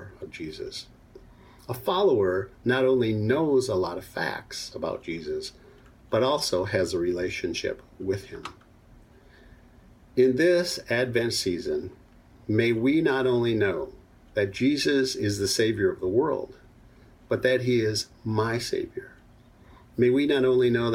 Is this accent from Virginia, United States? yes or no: no; Minnesota, United States; I was a young boy growing up in Minnesota